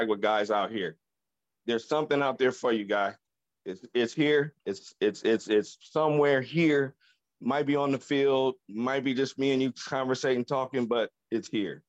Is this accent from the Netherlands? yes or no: no; Chicago, Illinois, United States; moved away as an adult; also born or lived in Oregon / Minnesota; now in Las Vegas, United States; grew up in, I was born in Chicago